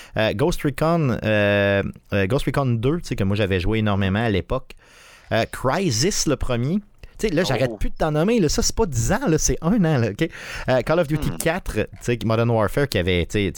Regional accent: Quebec City, Quebec, Canada; on est de Québec

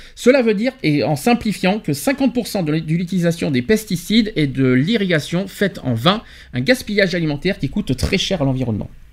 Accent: France; chez nous en France

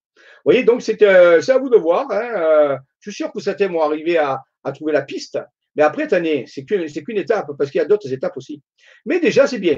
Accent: Marseille, Provence-Alpes-Côte d'Azur, France; accent: Marseille; je suis de Marseille

